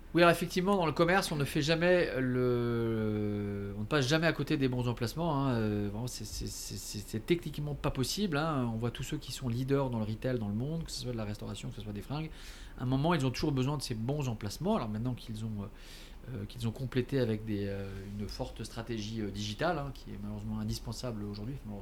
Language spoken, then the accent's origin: French; Paris, Île-de-France, France; born or raised there; also born or lived in Alsace